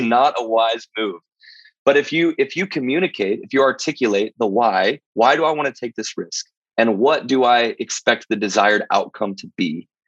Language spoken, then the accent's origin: English; Missouri, United States; the church that I grew up in was in Missouri, in a town of 200 people